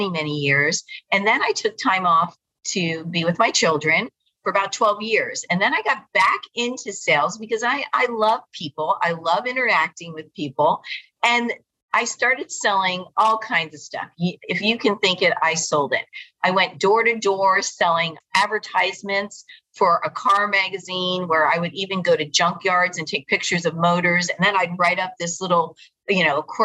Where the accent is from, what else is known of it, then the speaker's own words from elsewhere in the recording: South Florida, United States; also born or lived in New Jersey; I was raised in South Florida